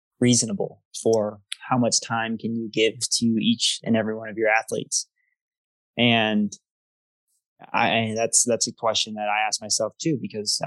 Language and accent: English; Denver, North Carolina, United States; I grew up in Denver, North Carolina. It's a suburb of Charlotte